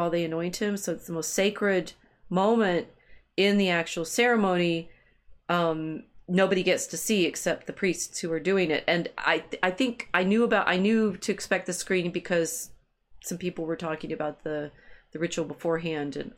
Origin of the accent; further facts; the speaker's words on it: United States; I'm American enough. And my husband, who's English